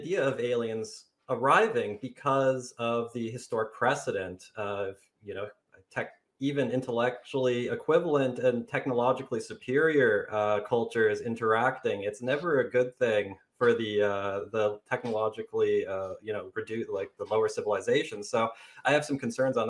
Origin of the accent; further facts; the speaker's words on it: Canada; I'm a Canadian